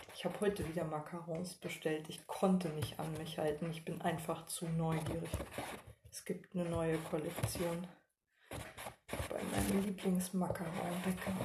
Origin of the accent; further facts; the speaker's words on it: East Germany, Germany; ich als Ostdeutsche